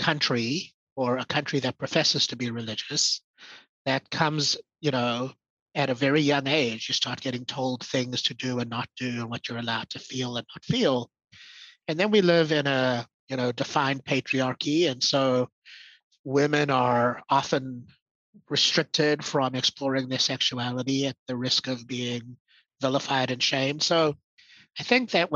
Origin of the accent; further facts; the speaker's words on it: South Africa; I was born in South Africa. And so Saffir is an identity for me.